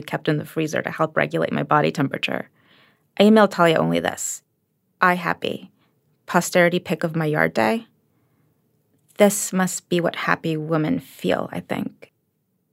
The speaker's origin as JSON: {"language": "English", "region": "New York", "country": "United States", "tie": "born or raised there", "said": "I grew up in New York under Giuliani"}